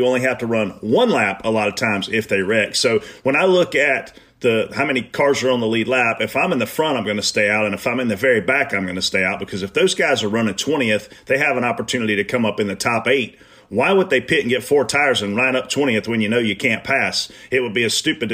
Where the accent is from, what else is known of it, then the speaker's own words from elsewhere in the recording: the South, United States; I'm from the South